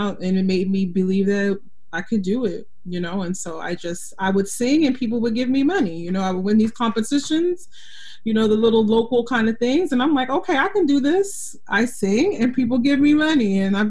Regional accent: Philadelphia, Pennsylvania, United States; I'm originally from Philadelphia. I live in Philadelphia now. So, you know, we are a big arts town, all kinds of music.

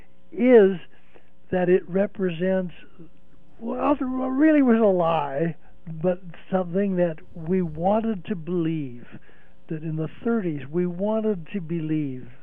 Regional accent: Hawaii, United States; now in Portland, United States; a pidgin English expression that I learned when I grew up in Hawaii

